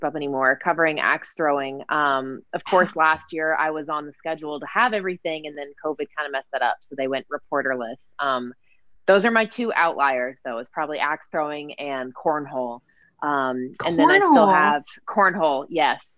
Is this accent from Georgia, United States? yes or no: yes; Georgia, United States; growing up in Georgia